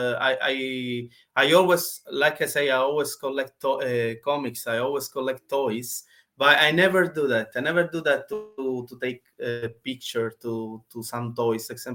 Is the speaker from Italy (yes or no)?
yes; Sicily, Italy; English is a second language; moved away as an adult; now in London, United Kingdom; I'm from Italy, I'm from Sicily. In Sicily, South Italy.